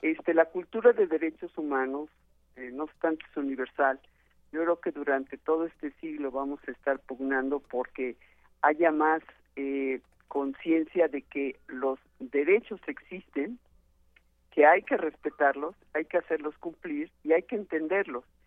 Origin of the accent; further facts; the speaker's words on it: Mexico; todos somos mexicanos